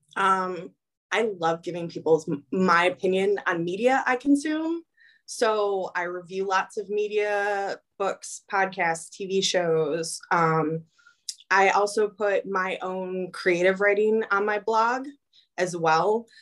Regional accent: Illinois, United States; moved away; growing up in Illinois, teachers didn't talk about their religious preference in school. It's done down here

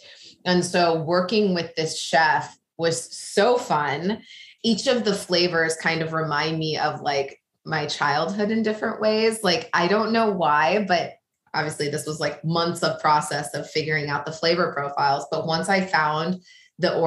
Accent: small town in Illinois, United States; moved away as an adult; now in New York, United States; I'm from the Midwest. I grew up small town in Illinois

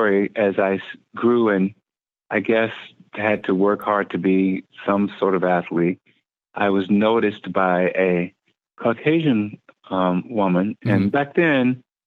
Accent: Anderson, South Carolina, United States; accent: heavy Southern; moved away; originally I am from Anderson, South Carolina, and it's a little small town. Kind of grew up in a farm, rural environment

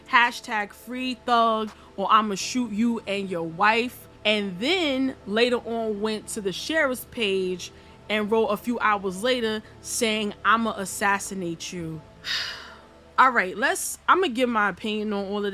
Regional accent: New York, United States; I'm from New York.

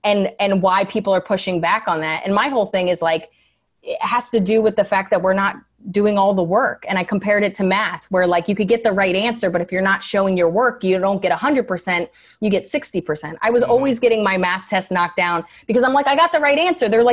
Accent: New York, United States; being a New Yorker

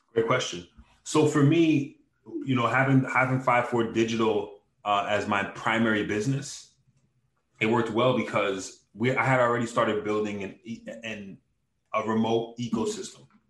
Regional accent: Hollywood, Florida, United States; also born or lived in Brooklyn, New York; I've lived in Hollywood, Florida for the majority of my life, man. I'm pretty much a Floridian. And I just grew up down here

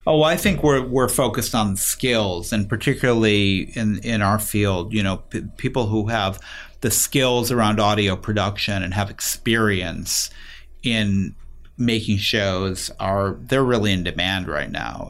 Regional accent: Chicago, Illinois, United States; I grew up in Chicago on the north side

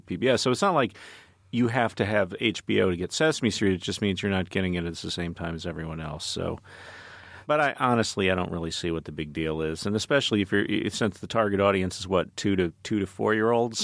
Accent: Dallas, Texas, United States; I grew up in Dallas, which is a multiracial city, but also a highly segregated one

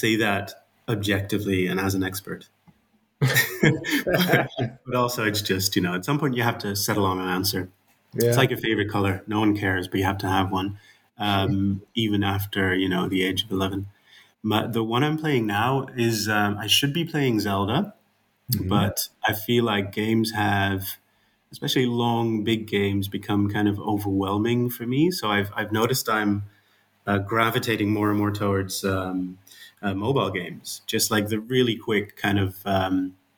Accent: Netherlands; accent: Dutch; I'm Dutch, as you can hear from my my accent

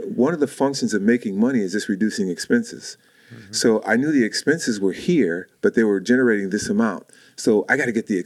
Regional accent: Chicago, Illinois, United States; moved away as an adult; now in Manteca, United States; I'm from Chicago

